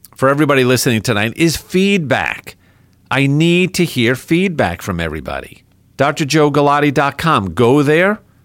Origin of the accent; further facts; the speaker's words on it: New York, United States; moved away; the capital of my home state, New York